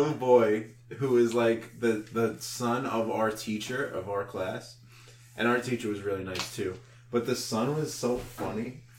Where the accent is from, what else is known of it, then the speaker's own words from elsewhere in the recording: United States; because we're American